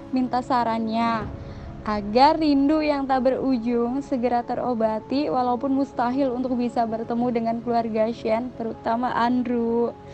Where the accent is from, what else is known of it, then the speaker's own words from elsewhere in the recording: Kebumen, Central Java, Indonesia; now in Tangerang, Indonesia; Perkenalkan … dari Tangerang, asli saya dari Kebumen, Jawa Tengah.